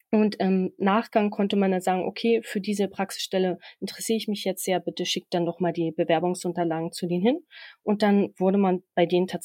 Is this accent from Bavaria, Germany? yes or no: no; Hohenlockstedt, Schleswig-Holstein, Germany; now in Berlin, Germany; Ursprünglich komme ich aus Hohenlockstedt in Schleswig-Holstein. Vielleicht kennt das der eine oder andere. Momentan wohne ich aber in Berlin